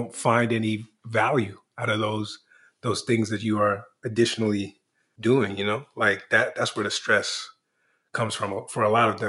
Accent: Washington, District of Columbia, United States; I was born in Washington, D.C.

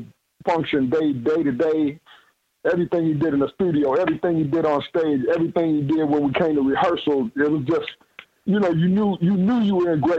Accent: Minneapolis, Minnesota, United States; You know how we grew up in Minneapolis?

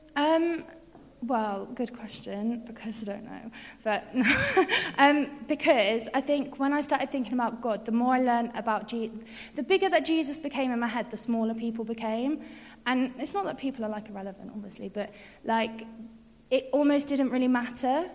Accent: York, Yorkshire and the Humber, United Kingdom; moved away as an adult; now in Birmingham, United Kingdom; I'm from York and came to UOB to study sociology and then stayed

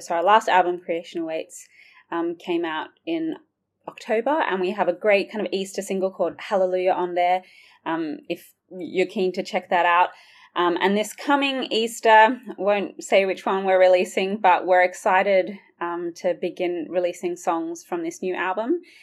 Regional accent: Sydney, New South Wales, Australia; moved away as an adult; now in Oxford, United Kingdom; I've got a bit of a twang. I'm originally from Sydney, Australia, but I have worked and lived in Oxford for nearly six years now

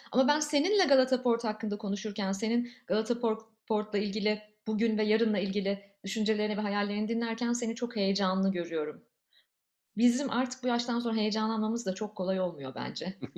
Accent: Ankara, Turkey; moved away as an adult; also born or lived in Istanbul; Ankara'da doğdum, büyüdüm

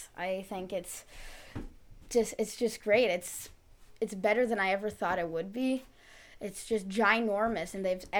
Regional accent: Santa Barbara, California, United States; I'm from Santa Barbara, California

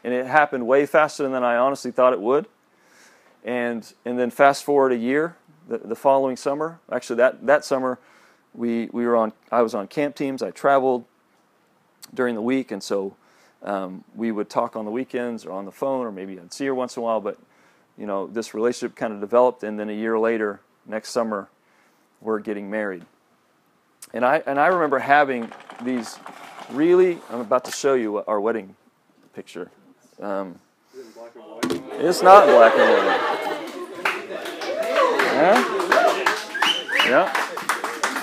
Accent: Kansas City, Kansas, United States; moved away as an adult; also born or lived in Joplin, Missouri; I grew up in Kansas City, Kansas

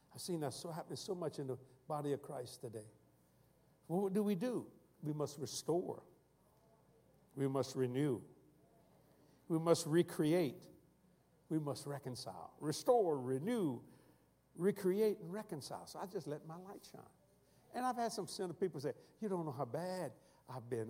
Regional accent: South Louisiana, United States; accent: Cajun; the way we talk in South Louisiana

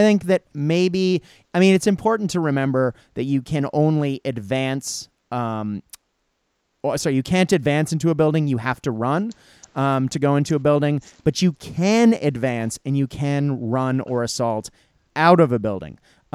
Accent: United States; being American

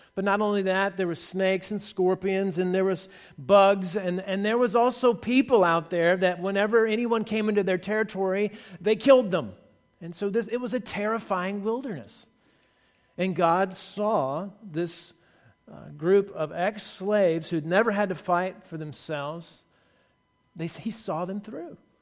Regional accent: Somerville, Texas, United States; moved away; I'm from Texas originally, and I played football, and my dad was my football coach

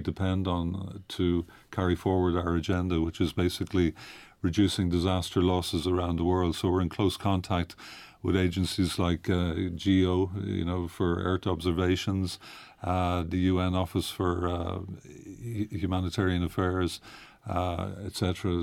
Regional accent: Ireland; now in Geneva, Switzerland; I'm from Ireland originally.

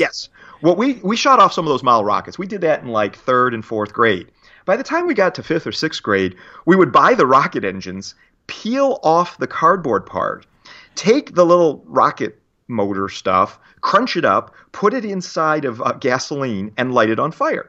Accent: Detroit, Michigan, United States; moved away as an adult; also born or lived in Ann Arbor, Michigan / Pittsburgh, Pennsylvania; now in New Jersey, United States; born and raised in, uh, the Detroit area, Detroit, Michigan

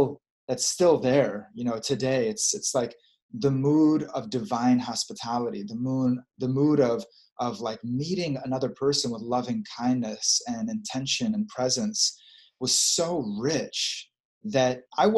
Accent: Dallas, Texas, United States; moved away; also born or lived in Australia / New York; being in my hometown, I experienced a lot of warmth. I look back at my life, I had so many mothers and fathers, and you know, I look at the uncles and the big brothers and sisters that I had in community as a kid in Dallas

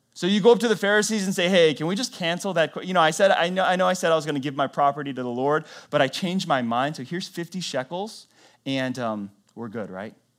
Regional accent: North Carolina, United States; I was born in North Carolina, lived my whole life in the South

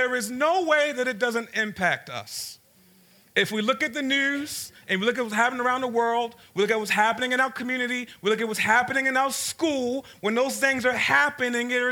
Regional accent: Baltimore, Maryland, United States; I grew up in South Baltimore in a place called Cherry Hill

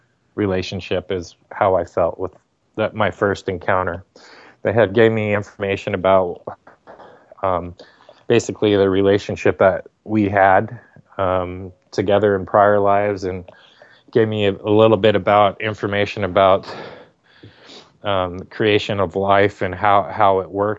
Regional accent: Torrance, California, United States; we lived in Southern California

